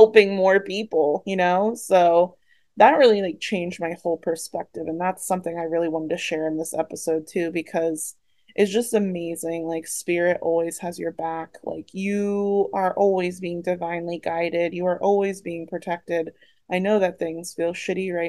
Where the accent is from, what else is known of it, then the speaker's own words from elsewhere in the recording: Philadelphia, Pennsylvania, United States; I also grew up around the Philadelphia area